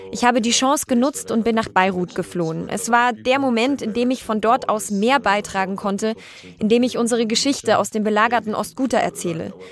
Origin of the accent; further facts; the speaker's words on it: Germany; Also ich bin in Deutschland geboren und aufgewachsen und das zum Glück bisher in Frieden.